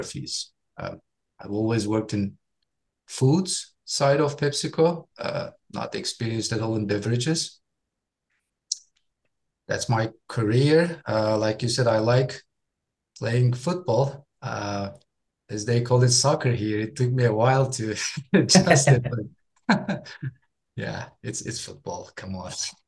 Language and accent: English; Istanbul, Turkey; English is a second language; moved away as an adult; now in Dallas, United States; I'm from Turkey. I was born and raised in Istanbul